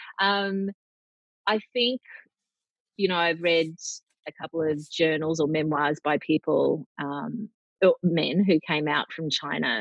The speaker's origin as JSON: {"language": "English", "town": "Brisbane", "region": "Queensland", "country": "Australia", "also_born_or_lived": "Cairns", "said": "being a Queenslander, being from Brisbane, but I've also lived in Cairns"}